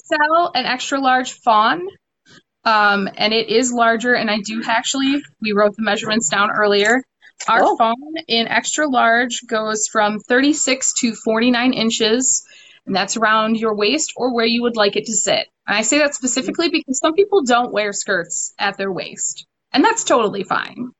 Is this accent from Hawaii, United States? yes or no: no; Detroit, Michigan, United States; here in Detroit, uh, which is where I'm actually from originally